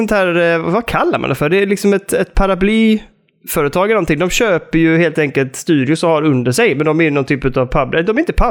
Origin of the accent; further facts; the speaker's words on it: Sweden; som svensk på något sätt ändå.